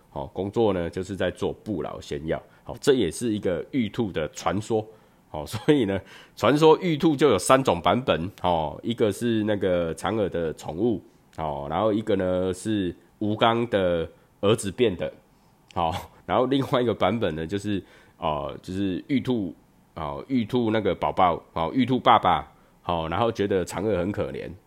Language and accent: Chinese; Chiayi, Taiwan; 我小时候在嘉义，我们就是在门口，哦，就在门口就开始烤肉了